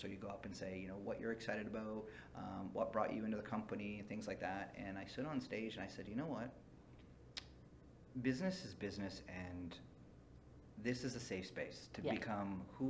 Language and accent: English; Fort St. John, British Columbia, Canada; I grew up in Fort St. John, BC, which was oil field country.